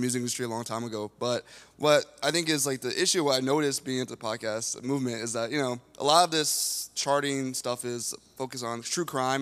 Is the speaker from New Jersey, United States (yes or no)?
yes; New Jersey, United States; I'm actually from Jersey